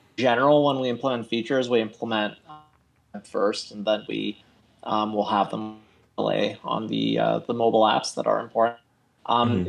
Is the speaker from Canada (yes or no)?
yes; Canada; also born or lived in Toronto; I'm in Toronto. Uh, I am Canadian